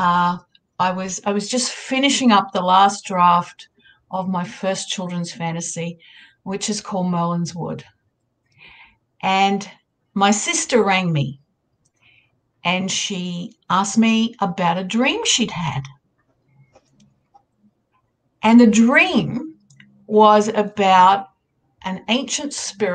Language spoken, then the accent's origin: English; Australia; accent: Australian; I'm an Australian. You'd be able to tell by my accent. It's the next day here